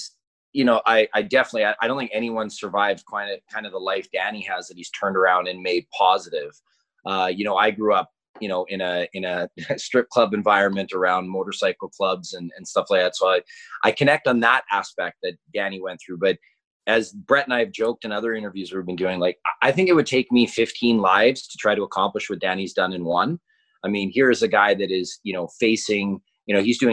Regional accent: Kelowna, British Columbia, Canada; When I grew up in Kelowna

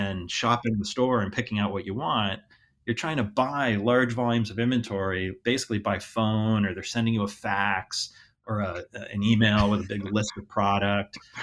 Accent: Hingham, Massachusetts, United States; also born or lived in Columbus, Ohio; I grew up outside of Boston, uh, about thirty miles south of Boston, a town called Hingham.

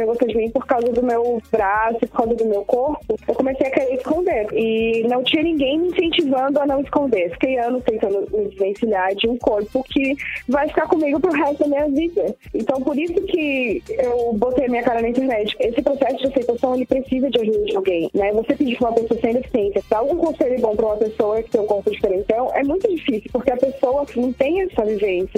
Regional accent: Florianópolis, Santa Catarina, Brazil; sou natural aqui de Florianópolis

